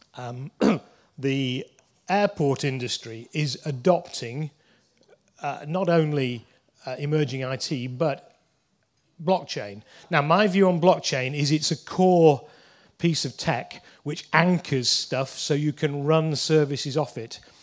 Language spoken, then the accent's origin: English; Leeds, Yorkshire and the Humber, United Kingdom; I'm from Leeds